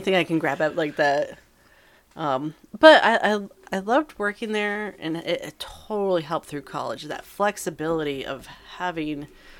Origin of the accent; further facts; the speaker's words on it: East Coast, United States; Since I came from the East Coast